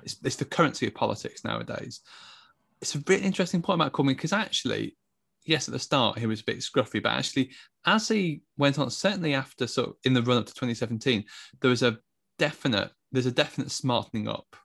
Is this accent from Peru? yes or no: no; England, United Kingdom; I'm also an Englishman of a certain age